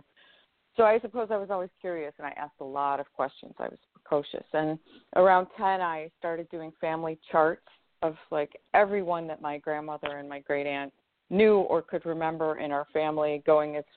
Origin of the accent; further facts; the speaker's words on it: Sullivan, New York, United States; also born or lived in Syracuse, New York / Fayetteville, New York / Chittenango, New York; I ended up going to the town of Sullivan and grew up across from the enlarged Erie Canal